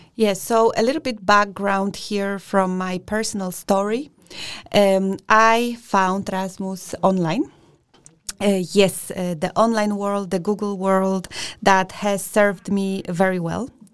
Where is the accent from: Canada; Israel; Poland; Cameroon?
Poland; now in Denmark; I'm from Poland